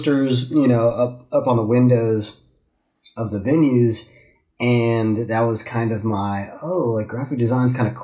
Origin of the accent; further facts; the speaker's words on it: DeLand, Florida, United States; I was born and raised in a little town in Central Florida called DeLand between Daytona Beach and Orlando.